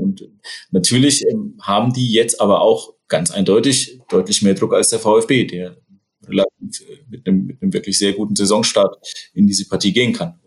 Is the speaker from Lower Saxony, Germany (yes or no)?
no; Upper Franconia, Bavaria, Germany; now in Hesse, Germany; ich bin ja Oberfranke